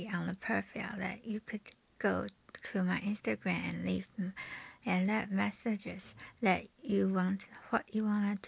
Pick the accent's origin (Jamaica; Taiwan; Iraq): Taiwan; from Taiwan